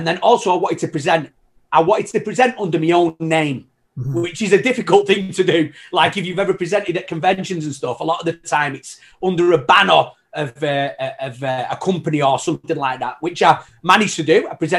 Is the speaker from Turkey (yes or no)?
no; Manchester, North West England, United Kingdom; now in Canada; I came over to Canada. No, believe it or not, I know I like a proper lost my accent and everything. You know what I mean? But yeah, honestly, I'm from Manchester originally. Okay. So it was, I came over to Canada.